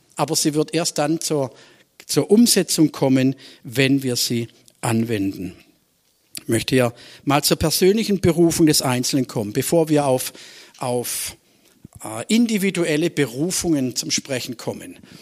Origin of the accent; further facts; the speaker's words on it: Swabia, Germany; als Schwabe